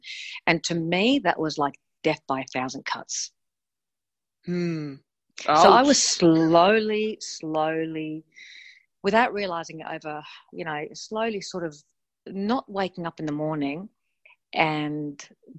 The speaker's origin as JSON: {"language": "English", "country": "Australia", "also_born_or_lived": "Melbourne, Australia / Sydney, Australia", "said": "I'm from Australia"}